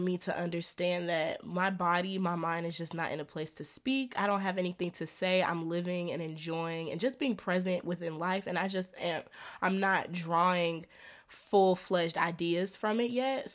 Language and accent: English; Atlanta, Georgia, United States; y'all know I'm from Atlanta. I live in Atlanta